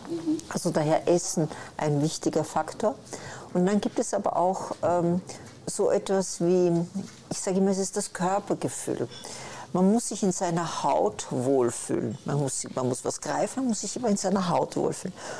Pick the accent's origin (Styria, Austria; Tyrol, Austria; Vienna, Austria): Vienna, Austria; moved away; ich komme aus Wien.